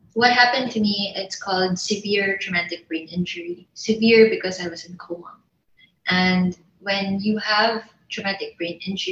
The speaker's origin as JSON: {"language": "English", "country": "Philippines", "said": "I'm Filipino"}